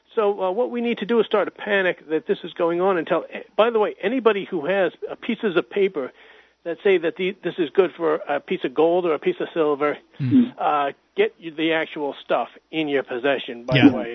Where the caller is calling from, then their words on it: Hudson, New Hampshire, United States; from Hudson, New Hampshire.